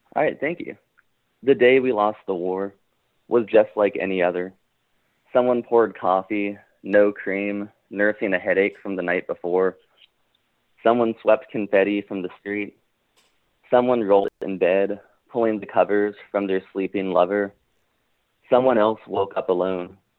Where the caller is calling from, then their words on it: Richmond, Virginia, United States; I'm calling from Richmond, Virginia